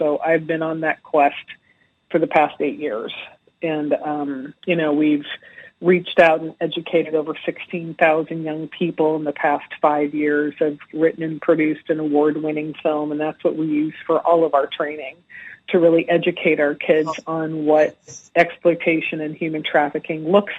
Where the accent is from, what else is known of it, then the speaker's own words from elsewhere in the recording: California, United States; also born or lived in Arizona; Well, I grew up in a little all over the place. My dad was a Navy pilot, so I traveled around a little bit as a young child and spent most of my younger days in California and Arizona.